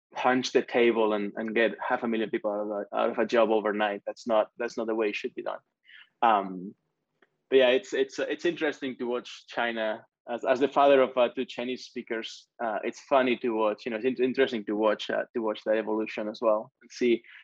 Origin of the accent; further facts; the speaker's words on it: Spain; moved away; I grew up in Spain.